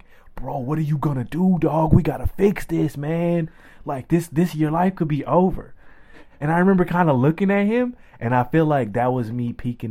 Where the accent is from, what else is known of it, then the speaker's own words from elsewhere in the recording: the South, United States; me growing up in the South